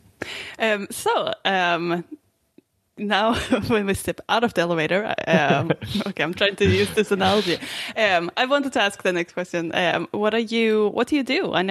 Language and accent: English; Sweden; I grew up in Sweden.